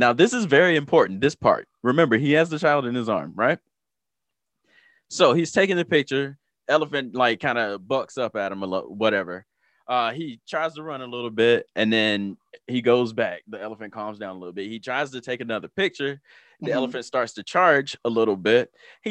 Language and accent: English; the South, United States; I am from the Twerk Nation, the South.